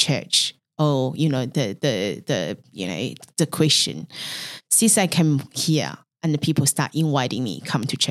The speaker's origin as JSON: {"language": "English", "region": "Beijing", "country": "China", "tie": "born or raised there", "also_born_or_lived": "Mongolia", "second_language": "English", "moved": "as an adult", "lives_now": "Melbourne, Australia", "said": "So I was born in Mongolian, and then I grew up in China, mainland Beijing."}